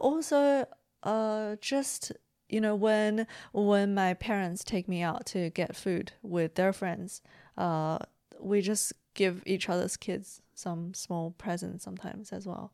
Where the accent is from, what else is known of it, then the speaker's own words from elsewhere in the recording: China; moved away; also born or lived in Beijing; growing up in China